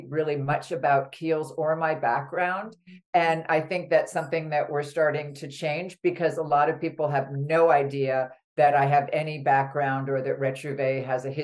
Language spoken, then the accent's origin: English; New York City, New York, United States; when I was young, I grew up in New York City